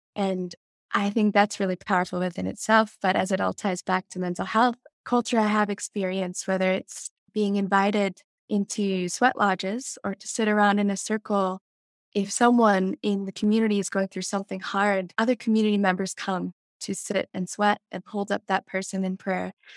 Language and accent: English; Jackson, Wyoming, United States; growing up in Teton County